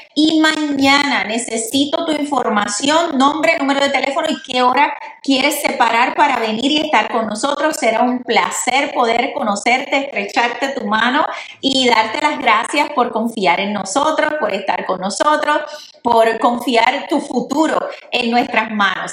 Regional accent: Puerto Rico; yo soy puertorriqueña

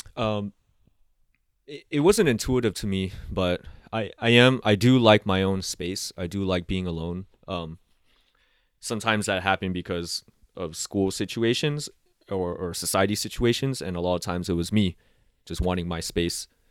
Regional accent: San Diego, California, United States; also born or lived in Laos; raised in Southeast San Diego

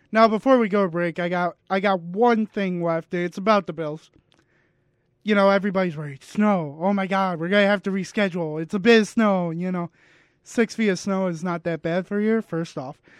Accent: United States; I'm American

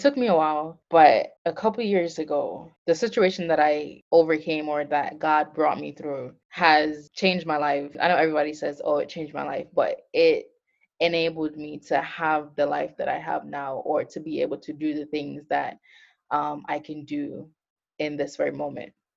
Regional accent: Montego Bay, Jamaica; also born or lived in Florida / New Jersey; now in Atlanta, United States; I am currently located in Atlanta, Georgia, um, but I'm originally from Montego Bay, Jamaica

